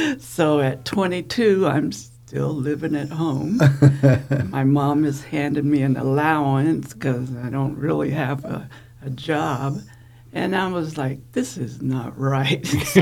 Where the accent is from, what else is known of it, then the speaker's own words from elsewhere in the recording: Wooster, Ohio, United States; moved away as an adult; went back to my little small town called Wooster in Ohio.